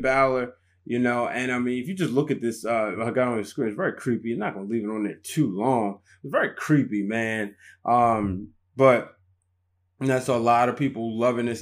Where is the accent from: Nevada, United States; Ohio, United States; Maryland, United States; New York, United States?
Maryland, United States; Baltimore; I was just arriving back to my hometown of Baltimore